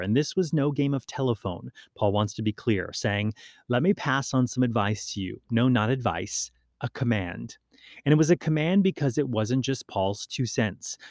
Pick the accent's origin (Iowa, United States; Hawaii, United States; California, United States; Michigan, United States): Hawaii, United States; also born or lived in Maui; growing up in Hawaii